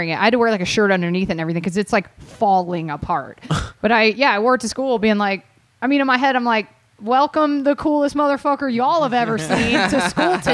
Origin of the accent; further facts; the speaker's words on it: Georgia, United States; moved away as an adult; also born or lived in Atlanta, Georgia; I'm from Georgia